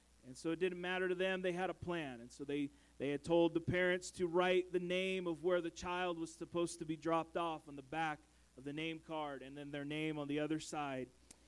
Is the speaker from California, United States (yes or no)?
yes; San Francisco Bay Area, California, United States; moved away; I come from the Bay Area, the San Francisco Bay Area.